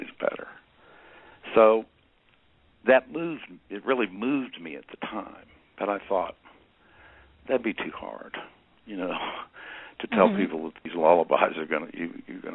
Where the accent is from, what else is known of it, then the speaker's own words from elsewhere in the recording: Michigan, United States; also born or lived in Indiana; When I was a kid, I grew up in Michigan, Indiana and Michigan